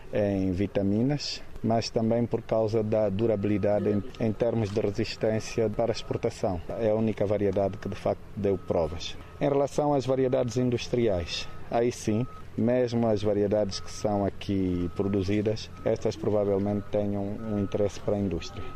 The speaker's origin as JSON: {"language": "Portuguese", "town": "Caconda", "region": "Huíla", "country": "Angola", "tie": "born or raised there", "also_born_or_lived": "Benguela", "moved": "yes", "said": "a terra onde eu nasci"}